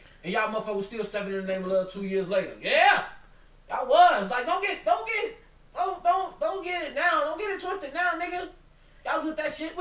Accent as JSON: {"language": "English", "town": "Chicago", "region": "Illinois", "country": "United States", "tie": "born or raised there", "said": "I grew up in Chicago."}